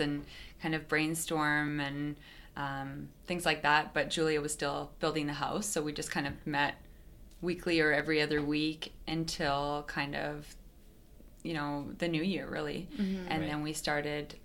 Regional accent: Kelowna, British Columbia, Canada; now in Vernon, Canada; I'm originally from Kelowna.

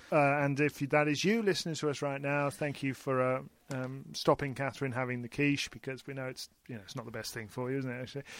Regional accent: United Kingdom; we're British

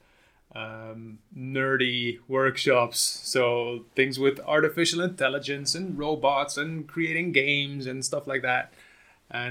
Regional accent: Netherlands; also born or lived in Belgium; I'm from the Netherlands, not Germany.

